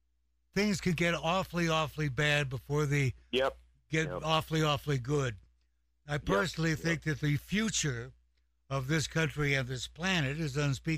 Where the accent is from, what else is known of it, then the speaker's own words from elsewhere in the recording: Walla Walla, Washington, United States; the state where I'm from, and he actually winds up in my hometown, Walla Walla, Washington